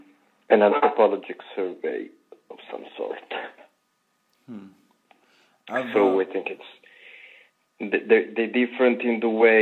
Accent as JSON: {"language": "English", "region": "Apulia", "country": "Italy", "moved": "as an adult", "lives_now": "Rome, Italy", "said": "I'm from Berlin in Puglia."}